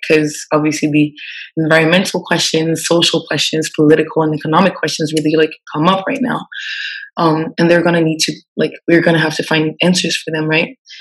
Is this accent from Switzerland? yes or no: yes; Switzerland; moved away as an adult; now in Senegal; I'm Swiss and I grew up in Switzerland